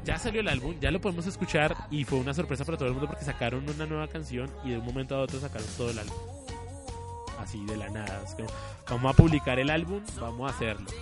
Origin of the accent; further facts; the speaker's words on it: Colombia; nosotros pues somos colombianos